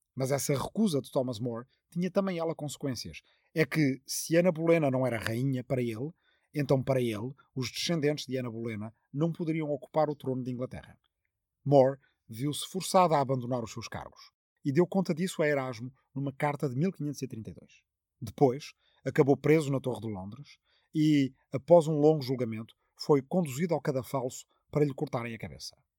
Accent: Arrifana, Ribatejo, Portugal; está na minha aldeia de Arrifana, no Ribatejo

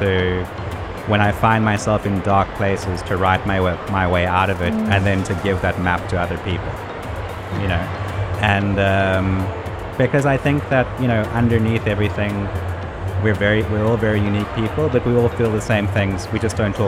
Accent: South Africa; growing up in South Africa

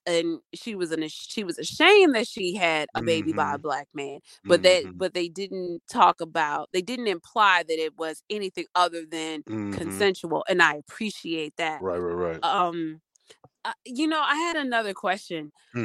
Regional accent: Baltimore, Maryland, United States; moved away as an adult; also born or lived in Storm Lake, Iowa; I'm from Baltimore

